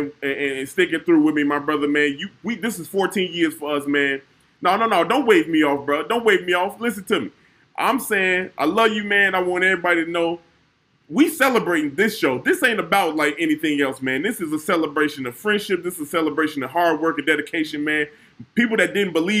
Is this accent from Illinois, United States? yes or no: yes; Chicago, Illinois, United States; I'm from the South Side